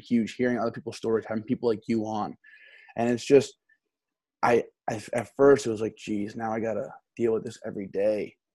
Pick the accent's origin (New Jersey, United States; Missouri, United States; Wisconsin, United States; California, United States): New Jersey, United States; Essex County; moved away as an adult; also born or lived in University of Maine; I grew up in New Jersey. Um, okay. Um, I'm, I'm in Essex County, so it's right outside New York City